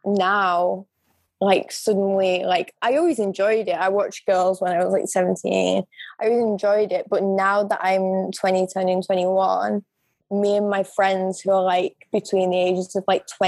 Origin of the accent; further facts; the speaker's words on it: England, United Kingdom; I'm just a fucking English bitch